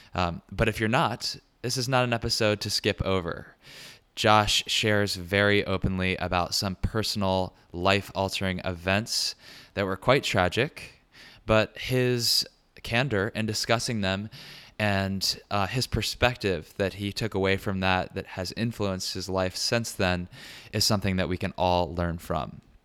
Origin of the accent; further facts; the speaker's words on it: Richmond, Virginia, United States; moved away; also born or lived in Brooklyn, New York; I'll be in Richmond, Virginia, my hometown